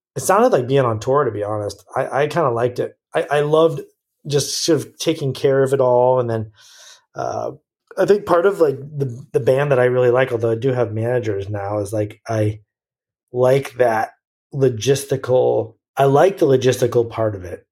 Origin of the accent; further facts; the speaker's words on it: United States; as an American